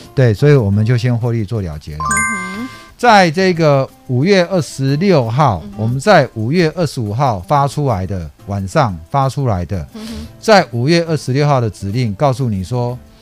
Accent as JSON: {"language": "Chinese", "town": "Taipei", "country": "Taiwan", "tie": "born or raised there", "also_born_or_lived": "San Francisco, United States", "said": "我就在合江街夜市长大的"}